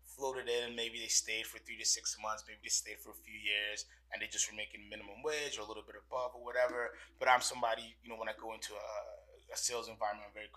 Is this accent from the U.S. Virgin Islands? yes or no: yes; U.S. Virgin Islands; I'm originally from St. Thomas in the Virgin Islands, born and raised